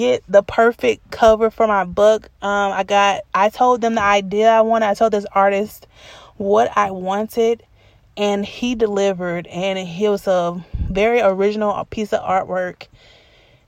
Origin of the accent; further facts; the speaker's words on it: Atlanta, Georgia, United States; the house I grew up in Atlanta